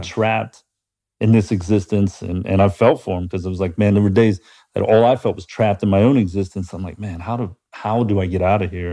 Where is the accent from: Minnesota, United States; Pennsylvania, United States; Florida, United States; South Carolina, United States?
Pennsylvania, United States; Pittsburgh; now in Columbus, United States; growing up in Pittsburgh